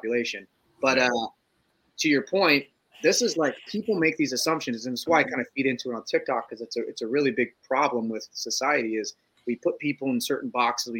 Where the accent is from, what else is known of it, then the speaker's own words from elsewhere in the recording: Ohio, United States; we're from Ohio and we're all slower